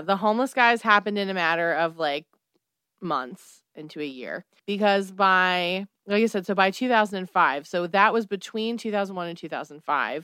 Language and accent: English; United States; I'm an American